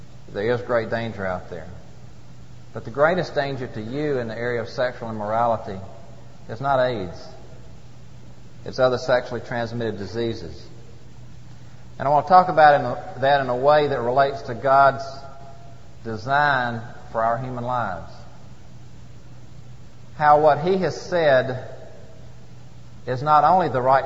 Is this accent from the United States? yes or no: yes; Atlanta, Georgia, United States; my home state of Georgia and Atlanta